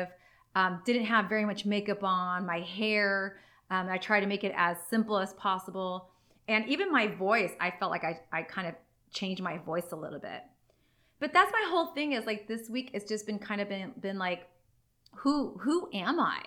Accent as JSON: {"language": "English", "town": "San Diego", "region": "California", "country": "United States", "tie": "born or raised there", "also_born_or_lived": "Los Angeles", "said": "I was born here in San Diego"}